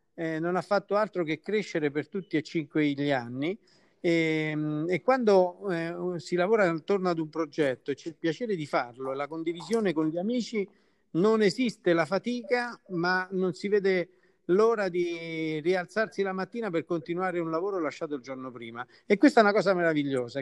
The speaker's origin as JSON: {"language": "Italian", "town": "Caprarola", "region": "Lazio", "country": "Italy", "said": "del mio paese che lo amo"}